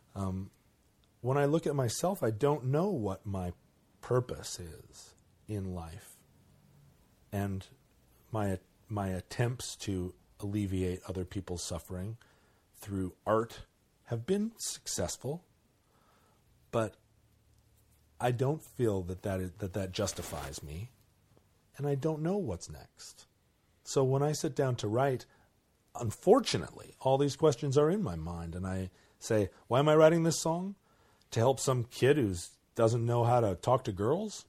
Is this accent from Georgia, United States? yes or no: no; Alaska, United States; I grew up in Alaska